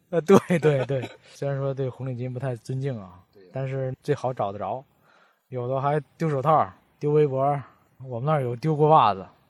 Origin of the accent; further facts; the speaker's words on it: Baoding, Hebei, China; accent: Baoding dialect; 我们保定话跟普通话本来就区别不大嘛